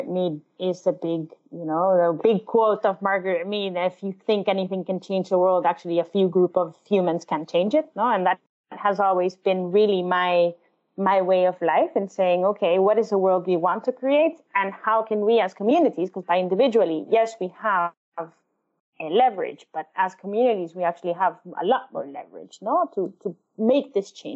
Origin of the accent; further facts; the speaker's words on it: El Salvador; moved away; I was born and raised in El Salvador